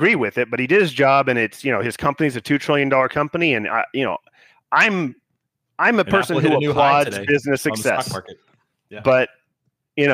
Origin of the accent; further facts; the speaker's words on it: United States; as an American